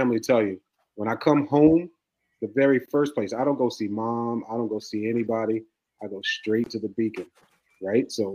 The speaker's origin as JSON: {"language": "English", "region": "New York", "country": "United States", "moved": "yes", "said": "I'm from New York"}